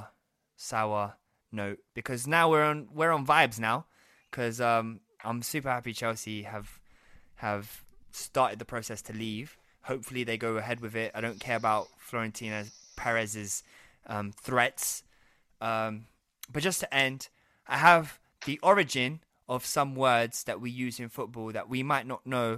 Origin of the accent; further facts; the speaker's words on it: Brazil; I'm from Brazil